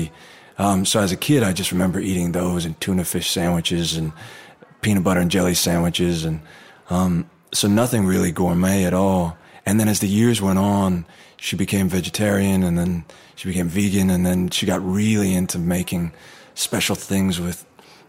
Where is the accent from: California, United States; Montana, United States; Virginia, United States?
California, United States; Anaheim; I was born in Anaheim, right near Disneyland.